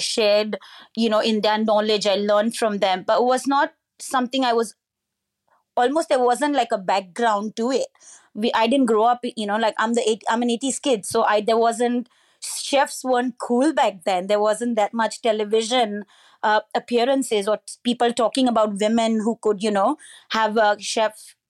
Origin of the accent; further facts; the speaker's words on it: Goa, India; So I was born and raised in Goa in India, with what I call all the joys of small town life. Great beaches, great seafood.